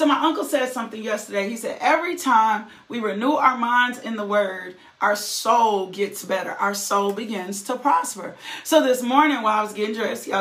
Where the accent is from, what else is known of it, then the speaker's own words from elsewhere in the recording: the South, United States; I'm from the South